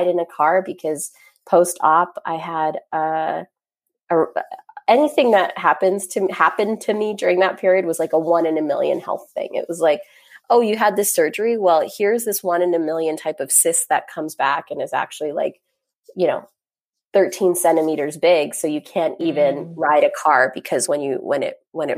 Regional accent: Grande Prairie, Alberta, Canada; now in Carp, Canada; I grew up in Grand Prairie, Alberta, surrounded, like being very much one of the only ones.

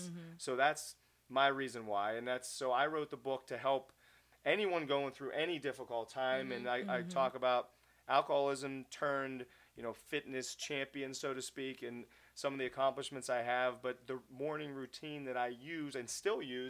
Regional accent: Pittsburgh, Pennsylvania, United States; I'm Pittsburgh through and through, love my hometown

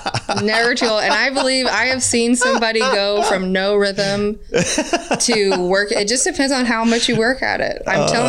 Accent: Canada; oh, I'm Canadian, so it must be my Canadian side. That's why I can dance.

